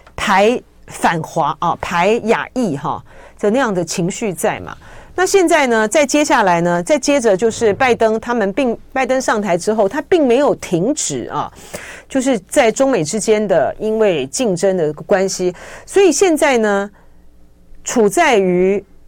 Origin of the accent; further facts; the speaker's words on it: Taiwan; 我们台湾这边虽然说对于参访团，之前的时候他都审得很严嘛